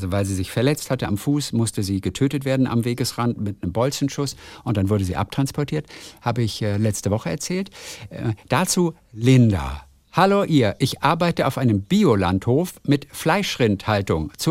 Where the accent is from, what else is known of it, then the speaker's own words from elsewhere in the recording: Heinsberg, North Rhine-Westphalia, Germany; Ich komme aus Heinsberg, ja, der Ort von Corona, in der Nähe von Köln.